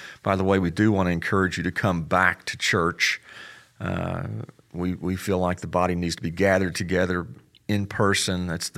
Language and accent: English; Memphis, Tennessee, United States; also born or lived in Texas; Hey, Graham, I grew up in Memphis. My dad was in the Air Force. I was actually born in Texas